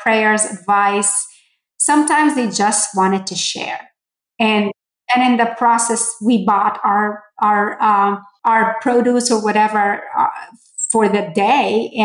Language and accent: English; Port Said, Port Said Governorate, Egypt; moved away; I grew up in Port Said, Egypt